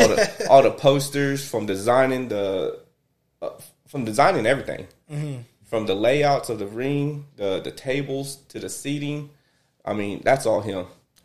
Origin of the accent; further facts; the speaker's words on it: Seadrift, Texas, United States; also born or lived in Port Lavaca; originally my hometown, Seadrift, but Calhoun County